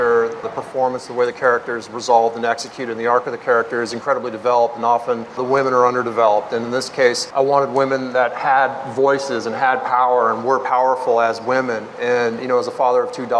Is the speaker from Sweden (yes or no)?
no; Los Angeles, California, United States; I grew up in South LA. I grew up in a really diverse neighborhood.